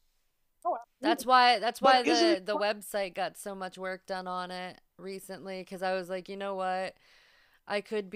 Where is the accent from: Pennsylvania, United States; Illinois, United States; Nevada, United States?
Pennsylvania, United States; Northwestern; I'm from Northwestern Pennsylvania